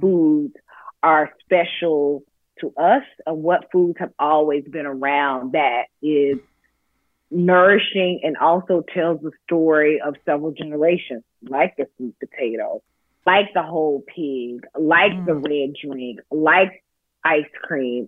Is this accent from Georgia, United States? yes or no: yes; Athens, Georgia, United States; moved away as an adult; now in New York City, United States; growing up in Athens, Georgia, in my hometown